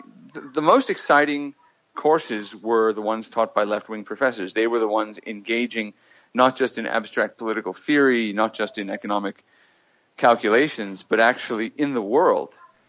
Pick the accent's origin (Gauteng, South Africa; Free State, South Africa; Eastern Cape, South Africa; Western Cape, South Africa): Gauteng, South Africa; Johannesburg; born there; So I was born in 1977 in Johannesburg